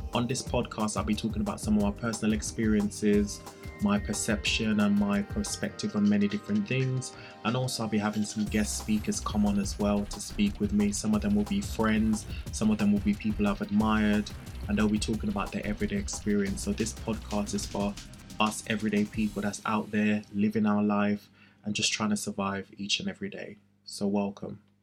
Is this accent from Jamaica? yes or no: yes; Jamaica; I was born in Jamaica.